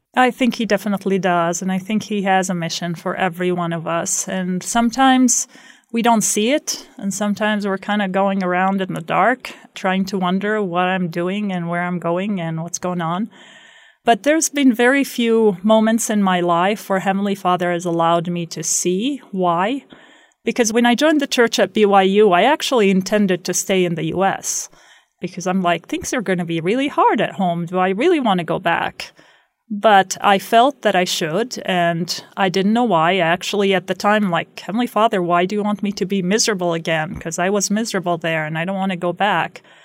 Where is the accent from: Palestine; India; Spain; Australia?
Palestine; Beit Sahour, West Bank; moved away as an adult; also born or lived in Jerusalem; now in Rexburg, Idaho, United States; I grew up in Beit Sahor